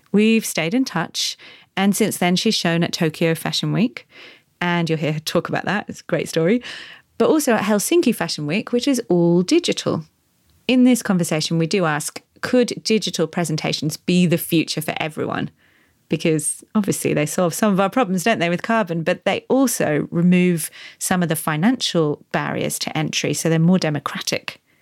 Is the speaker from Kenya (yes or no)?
yes; Kenya; now in London, United Kingdom; I'm a Kenyan designer and I'm currently based in London.